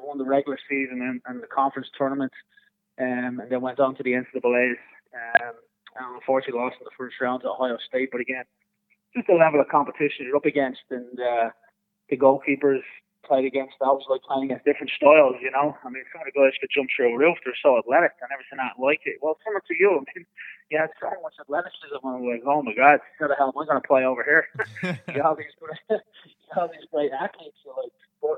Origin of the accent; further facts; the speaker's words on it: Dublin, Leinster, Ireland; moved away as an adult; now in United States; as a young kid growing up in Dublin